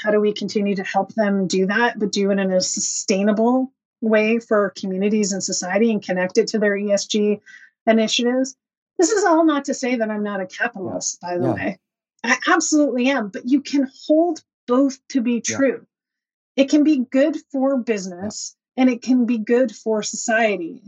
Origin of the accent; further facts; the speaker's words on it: Dorchester, New Brunswick, Canada; moved away; the Dorchester Signpost in my hometown